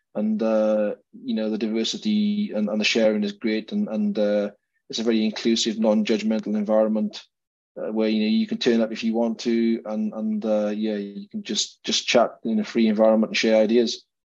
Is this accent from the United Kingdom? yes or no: yes; Wales, United Kingdom; now in Scotland, United Kingdom; I'm a Welshman